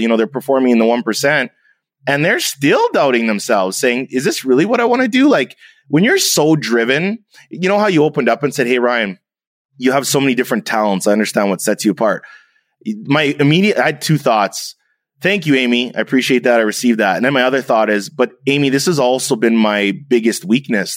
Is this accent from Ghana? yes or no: no; Canada; I'm half German, I'm half Jamaican, I'm Canadian